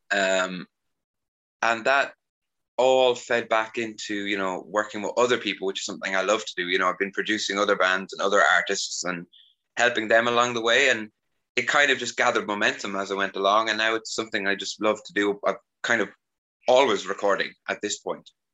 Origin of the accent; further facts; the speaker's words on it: Ireland; also born or lived in Carlow, Ireland; now in Sofia, Bulgaria; growing up in Ireland